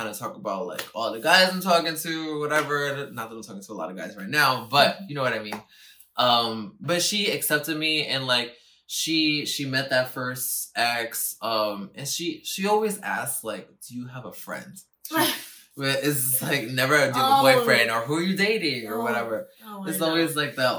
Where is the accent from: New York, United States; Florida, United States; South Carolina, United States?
New York, United States; New York City; I'm from the Bronx, yes, thank God, and I'm I'm from New York City, thank God, but the way that I was raised as the only child from two parents that, came here. They were born in Puerto Rico and they came here. And I was born here in New York